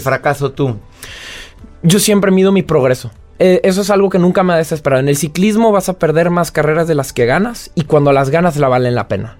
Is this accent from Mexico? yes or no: yes; Mexico; moved away as an adult; now in France